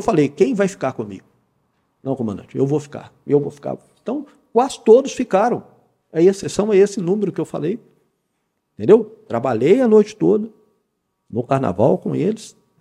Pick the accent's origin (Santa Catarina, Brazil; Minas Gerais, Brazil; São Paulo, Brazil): Minas Gerais, Brazil; Belo Horizonte; moved away as an adult; now in Poços de Caldas, Brazil; Sou natural de Belo Horizonte